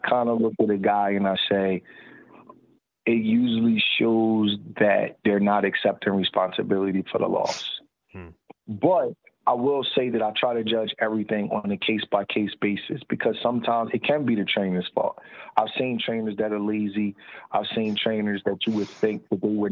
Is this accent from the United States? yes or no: yes; Philadelphia, Pennsylvania, United States; I say it differently because I'm from Philadelphia.